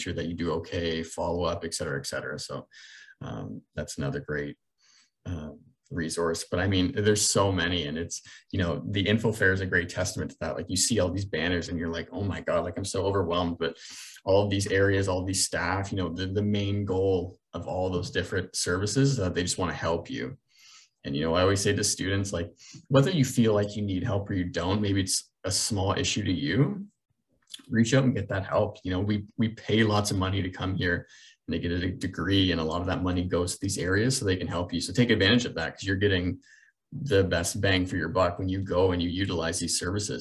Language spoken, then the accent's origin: English; Brantford, Ontario, Canada; I'm from Brantford